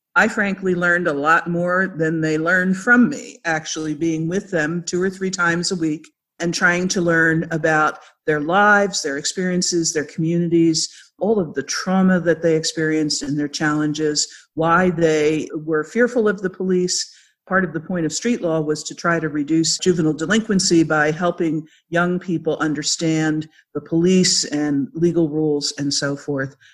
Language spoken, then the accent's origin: English; Philadelphia, Pennsylvania, United States; I'm a Philadelphia girl from way back. If you can't tell by the way I talk, I grew up in Philadelphia suburbs